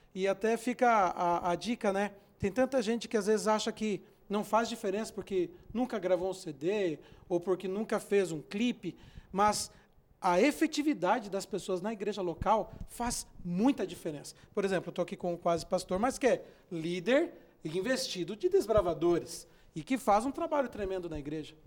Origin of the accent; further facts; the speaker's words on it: Santa Catarina, Brazil; moved away; also born or lived in Diadema; Eu sou de Santa Catarina